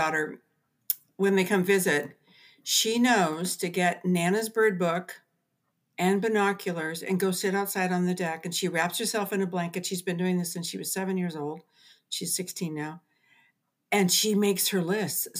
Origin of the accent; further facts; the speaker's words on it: Southern California, United States; moved away as an adult; now in Seattle, United States; I was born and raised down in Southern California and then moved to Central California when I got married